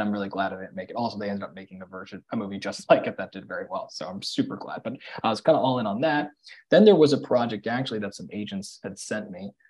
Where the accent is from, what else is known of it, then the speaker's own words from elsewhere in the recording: New York City, New York, United States; I grew up in New York City